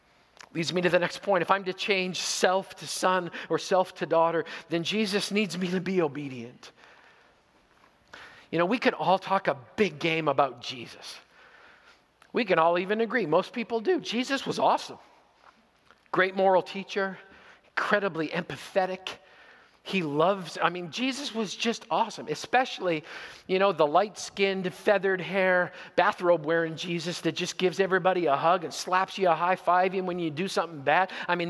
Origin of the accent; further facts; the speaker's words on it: Zweibrücken, Rhineland-Palatinate, Germany; born there; I was born in Zweibrücken, West Germany. My father was a member of Her Royal Majesty's Royal Canadian Air Force. So I was born in Germany on a Canadian military base.